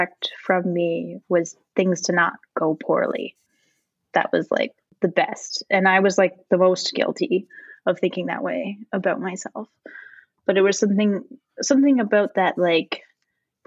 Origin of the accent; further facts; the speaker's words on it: Tweed, Ontario, Canada; moved away as an adult; also born or lived in Thunder Bay; I grew up in Tweed. This is a town of 1,000 people